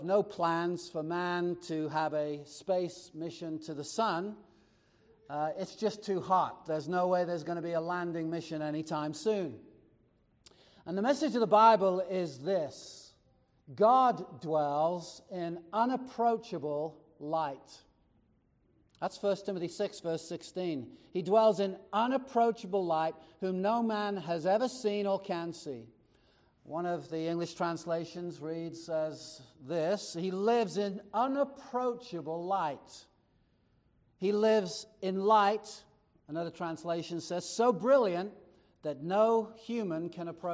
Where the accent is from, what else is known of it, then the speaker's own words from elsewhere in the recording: United States; We're American